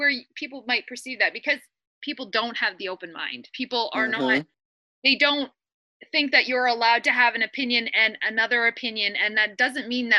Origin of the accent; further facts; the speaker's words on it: Toronto, Ontario, Canada; I am born and raised in Toronto, which is in Canada, is a very multicultural city.